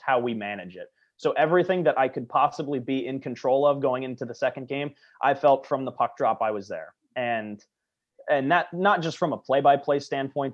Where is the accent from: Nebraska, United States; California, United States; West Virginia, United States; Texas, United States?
California, United States; Southern; my hometown team